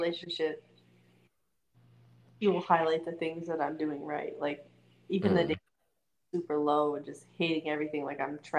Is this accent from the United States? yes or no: yes; New York, United States; accent: thick New York; now in Lakewood, United States; I'm also in the Army. I live in Lakewood, Washington, but I'm originally from New York.